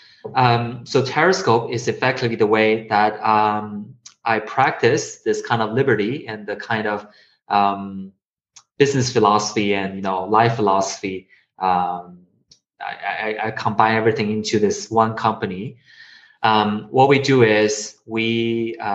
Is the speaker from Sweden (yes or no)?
no; China; moved away; also born or lived in Connecticut; I was born in China and I went to school in Connecticut, Wesleyan University.